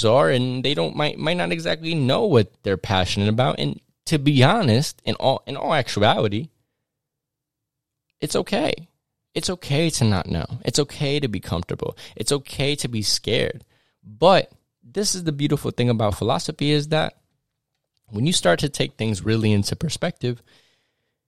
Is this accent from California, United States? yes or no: no; New York City and Westchester, United States; I grew up in between New York City, going in between New York City and Westchester, New York.